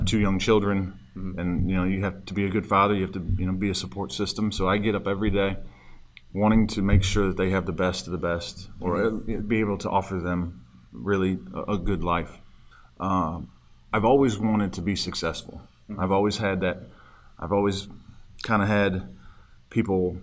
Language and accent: English; Ohio, United States; moved away as an adult; also born or lived in Atlanta, Georgia / Lake Martin, Alabama; grew up in Ohio. After high school, my father got transferred to Atlanta. So went down to Hotlanta when I was about 19, 18 years old